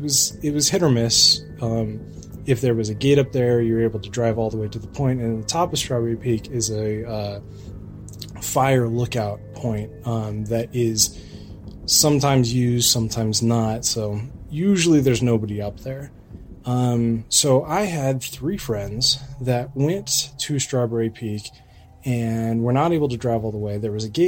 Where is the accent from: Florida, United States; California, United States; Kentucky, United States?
California, United States; Lake Arrowhead; I grew up in Lake Arrowhead in the San Bernardino Mountains